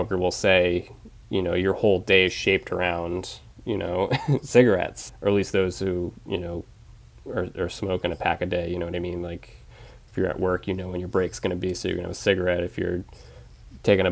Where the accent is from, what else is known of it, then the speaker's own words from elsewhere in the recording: Penobscot Nation, Maine, United States; also born or lived in Bridgeport, Connecticut; I lived there when I was six until I was 18